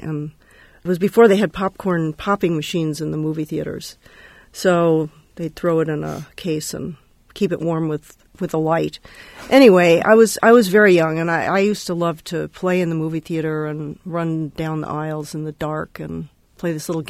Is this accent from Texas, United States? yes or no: no; Los Angeles, California, United States; now in Berkeley, United States; I was born in Hollywood. I love to tell people that. And I grew up in L.A., partly in my dad's movie theater, starting at a very early age.